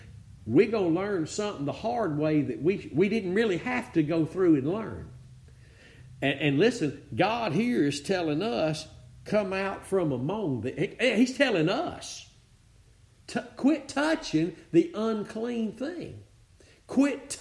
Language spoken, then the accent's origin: English; Northeast Texas, United States; I'm from Northeast Texas